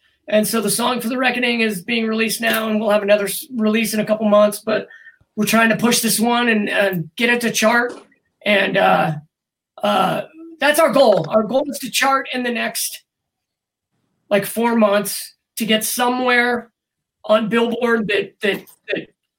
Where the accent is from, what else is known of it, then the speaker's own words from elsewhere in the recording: Colorado, United States; We're from Colorado. Columbine's right down the road.